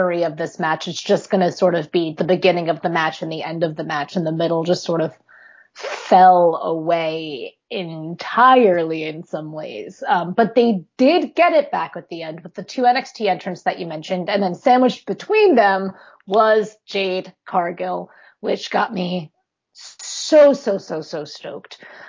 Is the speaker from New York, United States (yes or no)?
yes; New York, United States; now in Pennsylvania, United States; I'm originally from New York and I live in Pennsylvania.